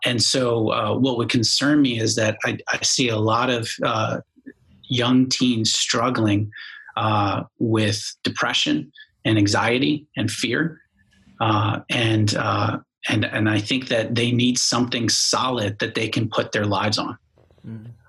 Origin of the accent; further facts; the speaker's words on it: Bowie, Maryland, United States; moved away as an adult; now in Florida, United States; I grew up in Maryland, like you said, in, in a place called Bowie